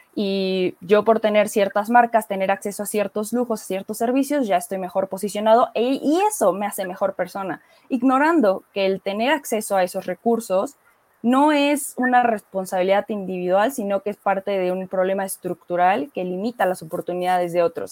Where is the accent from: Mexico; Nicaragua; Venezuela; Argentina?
Mexico; aquí en México